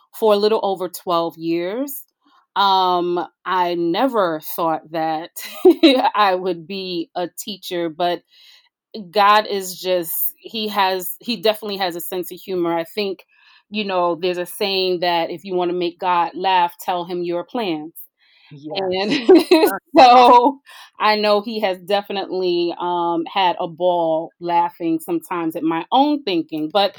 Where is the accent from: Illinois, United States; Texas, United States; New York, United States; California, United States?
New York, United States; New York City; I hail from Brooklyn, New York